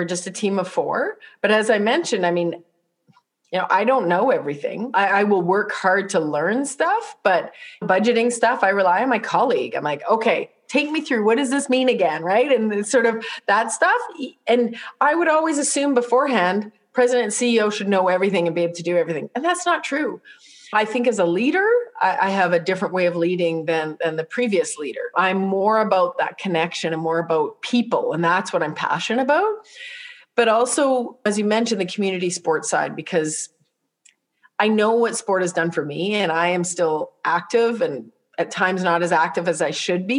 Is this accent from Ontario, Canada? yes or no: no; Saskatoon, Saskatchewan, Canada; now in Calgary, Canada; We grew up in Saskatoon